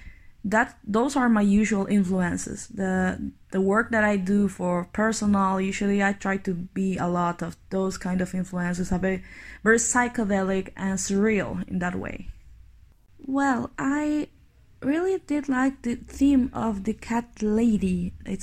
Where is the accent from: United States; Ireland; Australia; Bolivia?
Bolivia; I'm from Bolivia, which is a country in the middle of South America